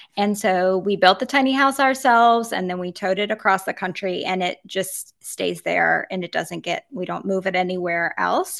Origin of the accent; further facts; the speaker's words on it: Virginia, United States; moved away as an adult; also born or lived in Nevada / Florida; I grew up in Virginia